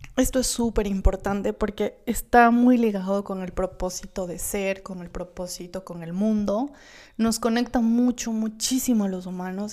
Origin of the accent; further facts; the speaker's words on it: Gualaquiza, Morona Santiago, Ecuador; yo vengo de Gualaquiza, de Morona, Santiago, un pueblito hermoso